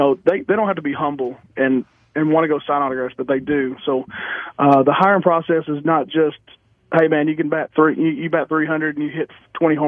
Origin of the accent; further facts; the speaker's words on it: Texas, United States; I'm from Texas